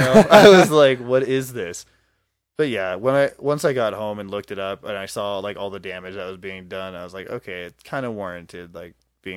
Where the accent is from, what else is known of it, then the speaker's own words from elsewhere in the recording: Tacoma, Washington, United States; born there; I was born in Tacoma.